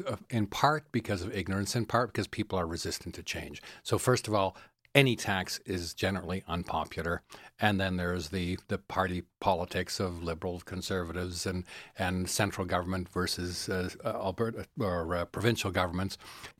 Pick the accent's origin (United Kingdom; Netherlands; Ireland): Netherlands; now in Calgary, Canada; I travel a lot to Europe, and I'm originally from the Netherlands, and many people take public transit or ride bicycles everywhere.